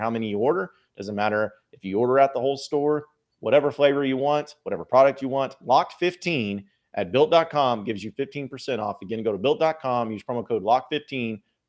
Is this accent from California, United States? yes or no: no; Fayetteville, Arkansas, United States; I grew up in Fayetteville, and I've been to Bud Walton since it opened back in the championship year all the time.